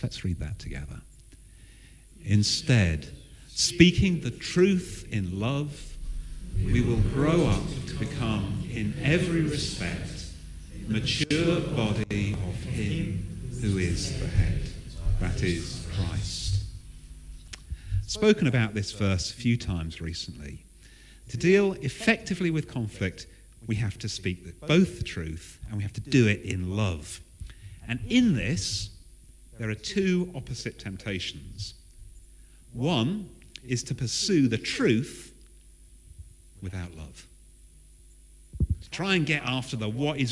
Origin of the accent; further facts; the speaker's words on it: Southern England, United Kingdom; I am English. To make matters worse, I am Southern.